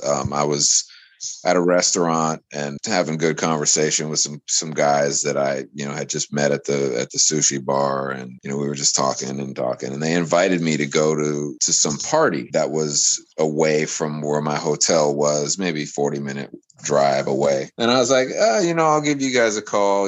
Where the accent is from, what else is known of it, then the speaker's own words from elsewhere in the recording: United States; I come from America